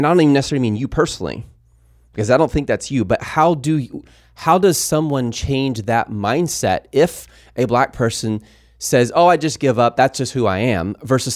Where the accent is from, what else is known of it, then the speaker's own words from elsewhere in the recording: Mount Pleasant, Texas, United States; I grew up in school in Mount Pleasant, Texas